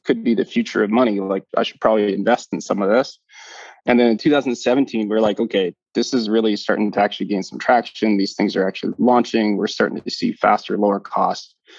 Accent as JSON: {"language": "English", "town": "Calgary", "region": "Alberta", "country": "Canada", "tie": "born or raised there", "moved": "as an adult", "lives_now": "Bermuda", "said": "born and raised in Calgary, Canada"}